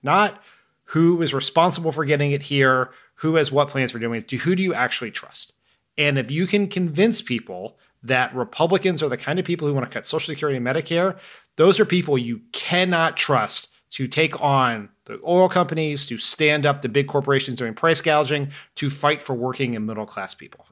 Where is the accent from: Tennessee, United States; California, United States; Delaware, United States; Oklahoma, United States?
Delaware, United States; my home state of Delaware